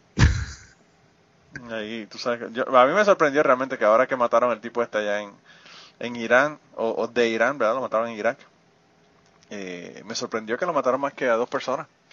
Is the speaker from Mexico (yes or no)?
no; Puerto Rico; born or raised there; moved away